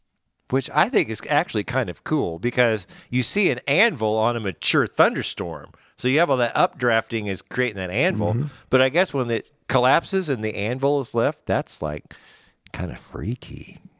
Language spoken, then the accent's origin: English; Branson, Missouri, United States; I'm from Branson.